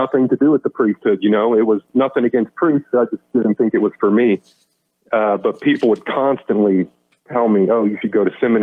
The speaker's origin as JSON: {"language": "English", "town": "Manhattan", "region": "Kansas", "country": "United States", "tie": "born or raised there", "said": "I grew up in Manhattan"}